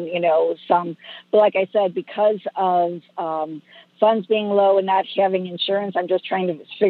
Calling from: Temecula, California, United States; I am calling from Temecula, California.

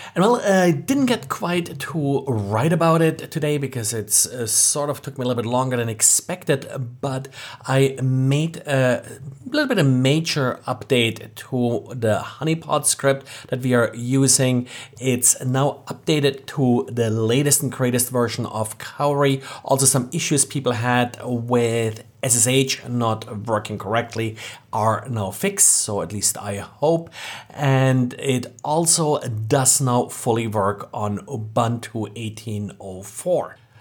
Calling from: Jacksonville, Florida, United States; calling from Jacksonville, Florida.

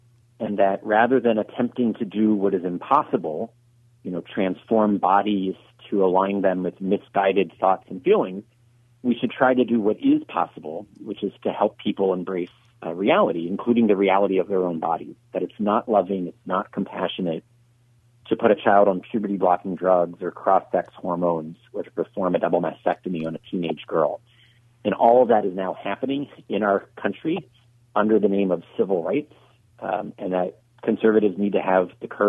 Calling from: Lucketts, Virginia, United States

